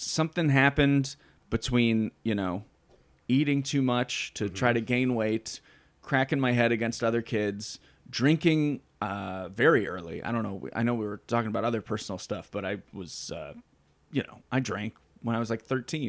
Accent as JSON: {"language": "English", "town": "Cleveland", "region": "Ohio", "country": "United States", "moved": "yes", "said": "I am from Cleveland."}